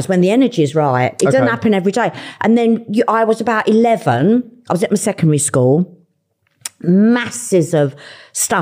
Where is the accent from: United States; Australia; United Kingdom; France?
United Kingdom; London; And I'm a Londoner. I was born and brought up in Fulham.